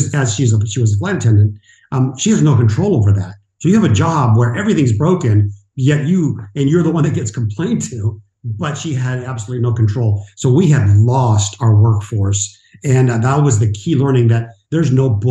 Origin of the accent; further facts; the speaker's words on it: Mexico; moved away; I'm an immigrant. I was born in Mexico to a single mom, and I was with my grandmother, Abuelita, Mama Josefina, for many of my years